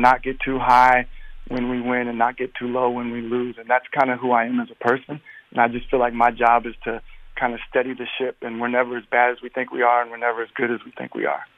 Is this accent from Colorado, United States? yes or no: no; Portland, Oregon, United States; I'm from Portland